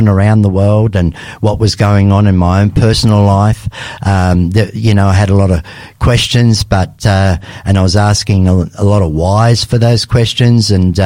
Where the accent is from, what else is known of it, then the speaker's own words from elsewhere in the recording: Australia; also born or lived in Lebanon; I was born in Lebanon in 1960. And in 1967, the family obviously migrated to Australia